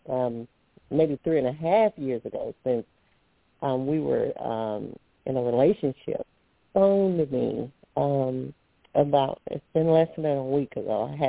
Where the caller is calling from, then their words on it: Alabama, United States; I'm calling from Alabama.